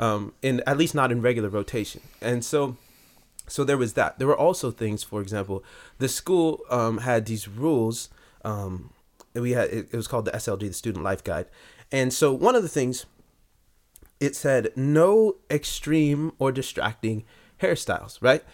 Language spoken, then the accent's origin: English; Long Beach, California, United States; I was born and raised in Long Beach, California